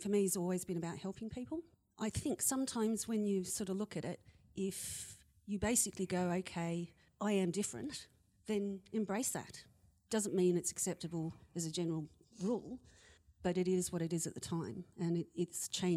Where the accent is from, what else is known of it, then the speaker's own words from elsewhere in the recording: Australia; moved away; also born or lived in United Kingdom; I'm Australian and I'm female